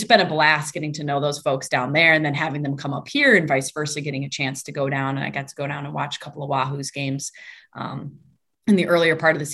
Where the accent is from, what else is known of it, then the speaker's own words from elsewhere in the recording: Wisconsin, United States; accent: Midwest; moved away as an adult; now in Beloit, United States; It's nice to be back in the Midwest. My accent is back in full force now that I've been back here.